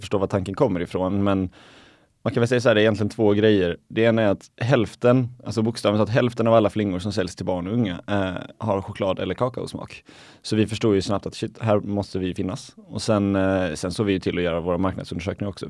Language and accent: Swedish; Viken, Skåne, Sweden; moved away; also born or lived in Helsingborg; hemma i, i Viken där jag, där jag är uppvuxen i Skåne